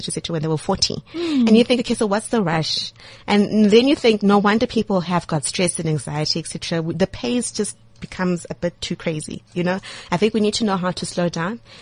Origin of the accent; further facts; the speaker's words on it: South Africa; as a South African